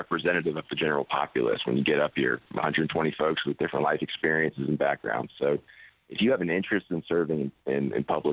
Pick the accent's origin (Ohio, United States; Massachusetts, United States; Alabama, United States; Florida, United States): Florida, United States; Pensacola Beach; my hometown.